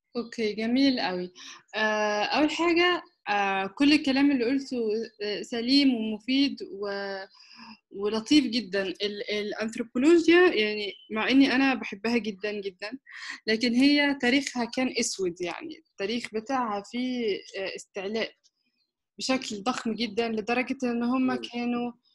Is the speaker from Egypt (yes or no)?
yes; Egypt; also born or lived in Istanbul, Turkey / United Kingdom; انا آه، مصرية